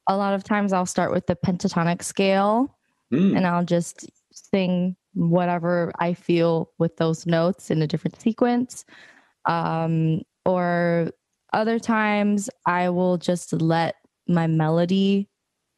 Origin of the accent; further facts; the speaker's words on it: San Francisco, California, United States; growing up in San Francisco, I went to my local music bookstore